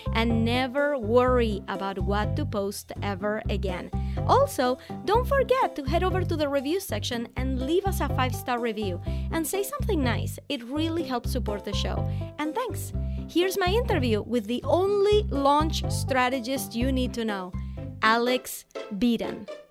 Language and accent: English; Venezuela; I'm from Venezuela